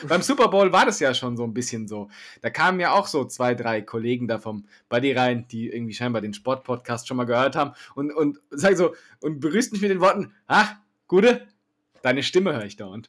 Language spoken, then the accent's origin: German; Hesse, Germany; Als Hesse